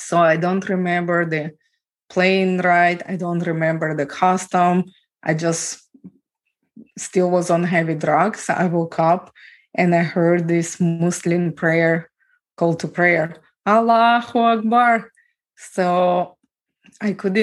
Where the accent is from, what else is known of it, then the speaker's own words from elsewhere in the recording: Ukraine; moved away; I was born and raised in Ukraine